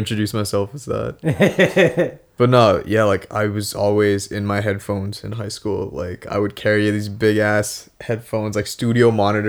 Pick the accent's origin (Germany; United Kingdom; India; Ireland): India; also born or lived in Singapore; now in Chicago, United States; growing up in India